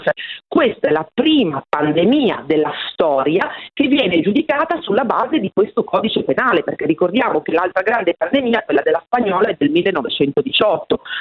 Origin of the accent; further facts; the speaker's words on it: Bergamo, Lombardy, Italy; now in Rome, Italy; essendo cresciuta a Bergamo